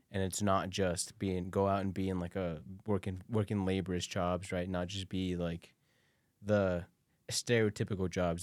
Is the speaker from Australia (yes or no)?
no; Guanajuato, Mexico; now in United States; I was born in Mexico